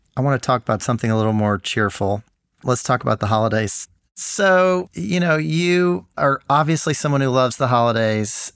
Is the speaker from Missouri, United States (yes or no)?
no; Memphis, Tennessee, United States; my hometown of Memphis.